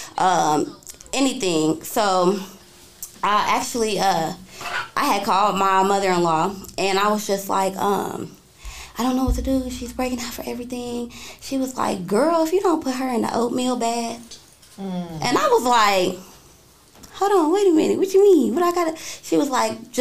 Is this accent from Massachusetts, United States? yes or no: no; Indianapolis, Indiana, United States; I'm from Indianapolis, Indiana